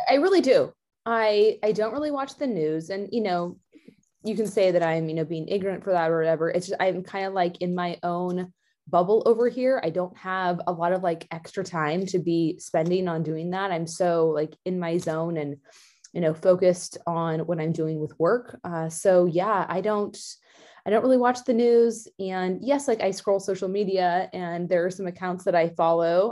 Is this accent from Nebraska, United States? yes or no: no; Danville, California, United States; also born or lived in Eugene, Oregon; that's where I grew up